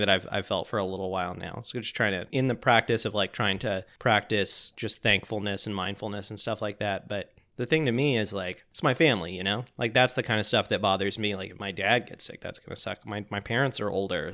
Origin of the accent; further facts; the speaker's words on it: Pensacola, Florida, United States; When I was a kid, I used to hang out at this restaurant called Sluggo's in Pensacola, Florida